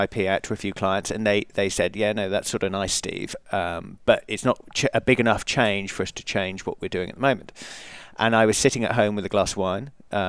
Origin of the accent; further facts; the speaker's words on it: England, United Kingdom; You may have picked up from the accent that I'm English.